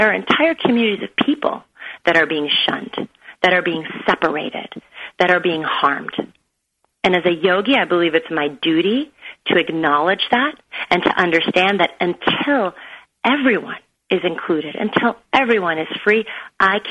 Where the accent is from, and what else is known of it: United States; born or raised there; also born or lived in Beirut, Lebanon